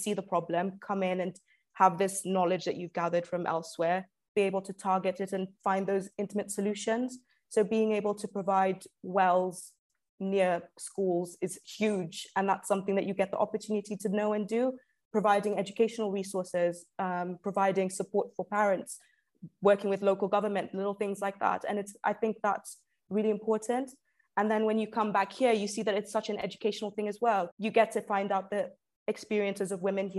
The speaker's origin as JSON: {"language": "English", "country": "Zambia", "moved": "yes", "lives_now": "United Kingdom", "said": "I'm originally from Zambia"}